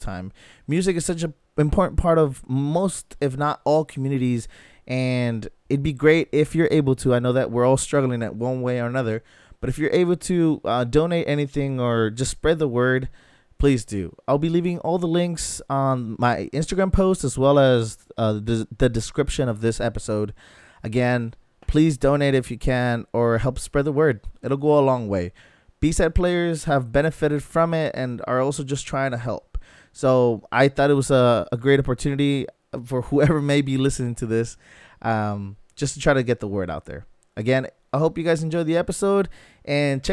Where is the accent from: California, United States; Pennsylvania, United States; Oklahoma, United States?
California, United States; San Diego; as a border kid, it sort of resonated with everything I knew about growing up in San Diego.